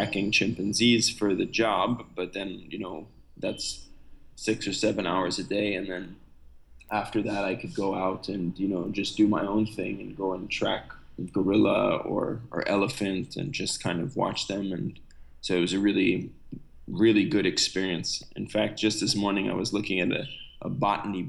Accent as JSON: {"language": "English", "region": "New York", "country": "United States", "also_born_or_lived": "Republic of the Congo", "moved": "as an adult", "lives_now": "Congo", "said": "Originally, I'm from the US, I'm from New York"}